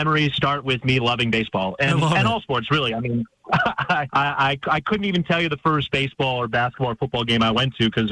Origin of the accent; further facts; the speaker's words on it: Chicago, Illinois, United States; moved away as an adult; also born or lived in Valparaiso, Indiana / Green Bay, Wisconsin; I grew up in Chicago, Illinois